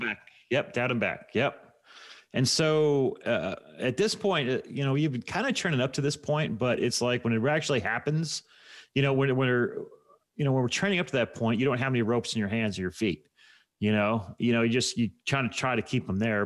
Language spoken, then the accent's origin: English; United States; I'm an American